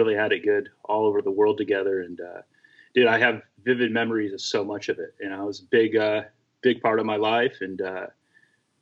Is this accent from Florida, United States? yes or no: yes; Florida, United States; grew up in Florida, racing